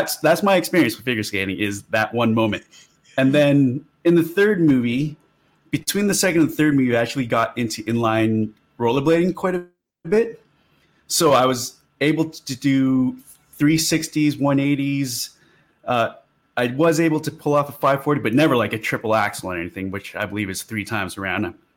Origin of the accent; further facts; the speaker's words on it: Canada; being Canadian